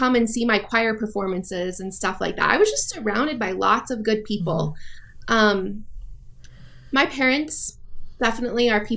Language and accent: English; Longmont, Colorado, United States; also born or lived in Kosovo / Afghanistan; Grew up in Longmont